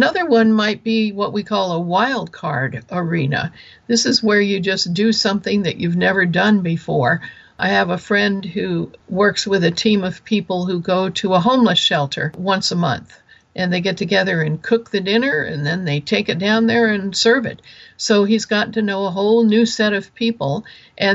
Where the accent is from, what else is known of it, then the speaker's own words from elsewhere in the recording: Kansas, United States; moved away; I'm originally from Kansas, so I actually have seen a pig in mud